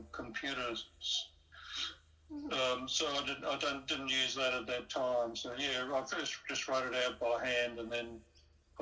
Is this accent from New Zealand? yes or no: yes; New Zealand; where I was growing up in New Zealand